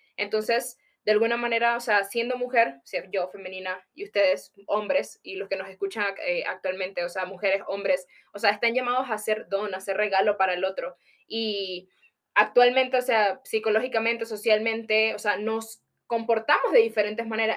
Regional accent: Panama; moved away; Soy de Panamá

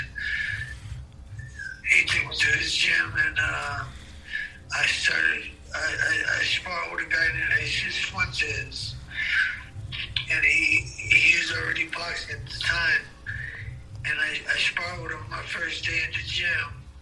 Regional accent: East Chicago, Indiana, United States; also born or lived in Gary, Indiana; I was born in Gary, Indiana. But I came to East Chicago, Indiana. And that's where I was fighting a lot

